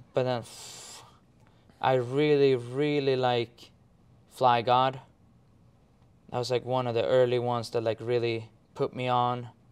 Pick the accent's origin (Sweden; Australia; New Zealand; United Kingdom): Sweden; English is a second language; I'm from Sweden.